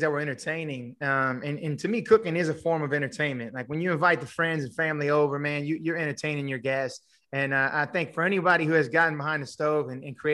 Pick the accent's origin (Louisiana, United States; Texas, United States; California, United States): Louisiana, United States; Houma; also born or lived in Lafayette, Louisiana; now in Thibodaux, United States; raised in Houma, and, you know, spent much of my life in Houma, grew up in Houma